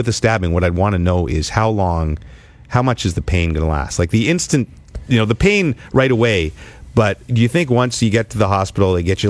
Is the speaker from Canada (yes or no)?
yes; Ottawa, Ontario, Canada; I love my hometown.